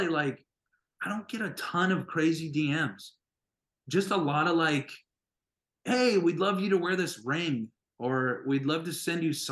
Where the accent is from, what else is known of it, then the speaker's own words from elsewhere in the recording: North Dakota, United States; moved away; I loved growing up there